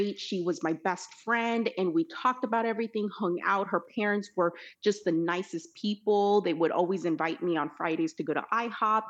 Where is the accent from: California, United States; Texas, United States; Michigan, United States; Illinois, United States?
California, United States; also born or lived in El Salvador; she, her, and I grew up in California.